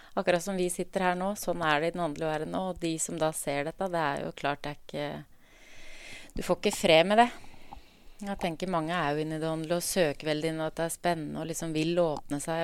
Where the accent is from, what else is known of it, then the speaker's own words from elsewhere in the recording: Drammen, Buskerud, Norway; i oppveksten så vokste jeg opp på Åsia i Drammen